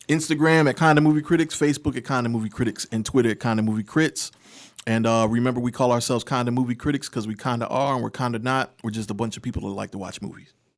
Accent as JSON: {"language": "English", "region": "East Coast", "country": "United States", "said": "I'm from the East Coast"}